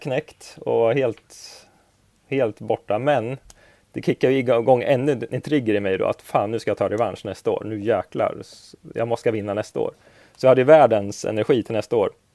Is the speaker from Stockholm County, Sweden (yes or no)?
no; Örebro, Örebro County, Sweden; jag är från Örebro